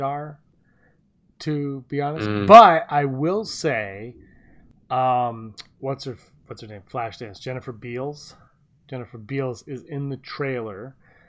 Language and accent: English; Canada; we're Canadian